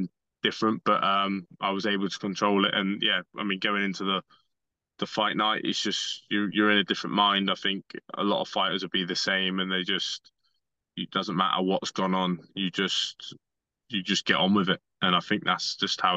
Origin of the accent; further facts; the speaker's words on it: Bournemouth, South West England, United Kingdom; my hometown